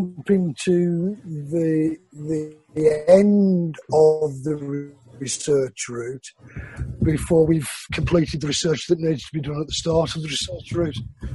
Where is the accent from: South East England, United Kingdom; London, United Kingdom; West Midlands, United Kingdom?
West Midlands, United Kingdom; Wolverhampton; I was born in Wolverhampton, which is the black country. Yeah. Birmingham is not the black country. I'm not from Birmingham